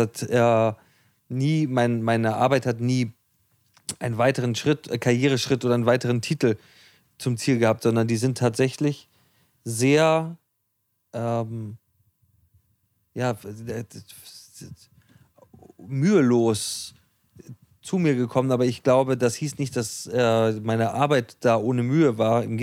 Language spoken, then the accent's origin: German; Hamburg, Germany; Wir als Hamburger